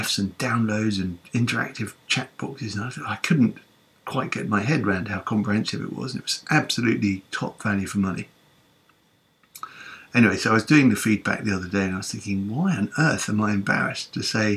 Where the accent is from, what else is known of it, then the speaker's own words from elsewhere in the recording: London, United Kingdom; I am a Londoner